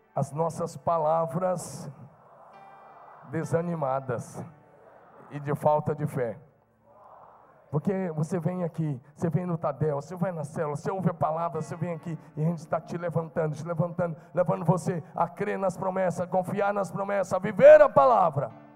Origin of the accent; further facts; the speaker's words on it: interior of Goiás, Brazil; now in Marília, Brazil; Eu era simplesmente um jovenzinho, nascido no interior de Goiás, numa fazenda, muito simples.